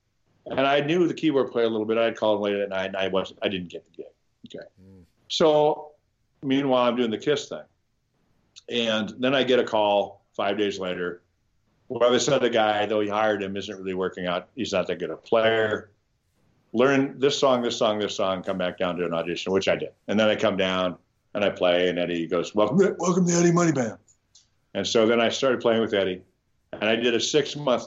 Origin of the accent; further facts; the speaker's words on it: Fremont, Nebraska, United States; moved away; I'm from Fremont, Nebraska, which is about 30 miles from Omaha